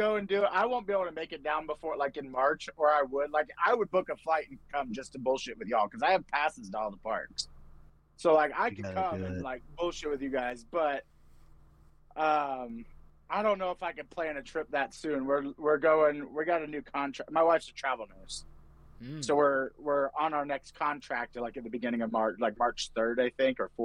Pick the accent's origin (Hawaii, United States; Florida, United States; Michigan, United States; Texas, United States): Florida, United States; Winter Haven; Winter Haven is my hometown, Central Florida. Like, that's where I'm from.